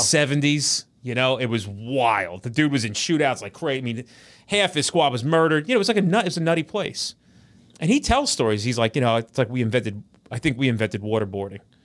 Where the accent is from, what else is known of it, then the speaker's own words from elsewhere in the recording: New Jersey, United States; we're all from Jersey